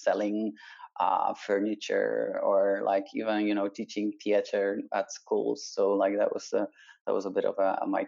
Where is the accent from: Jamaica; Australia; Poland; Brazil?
Poland; now in Barcelona, Spain; I was a kid, a teenager brought up in Poland